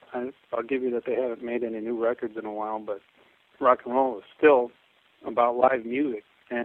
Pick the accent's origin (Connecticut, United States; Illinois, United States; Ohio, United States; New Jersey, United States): Illinois, United States; Chicago; I'm from Chicago